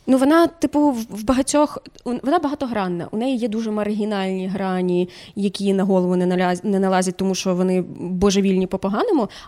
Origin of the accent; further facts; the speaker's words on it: Chernivtsi, Chernivtsi Oblast, Ukraine; also born or lived in Sievierodonetsk; now in Kyiv, Ukraine; Я з Чернівців.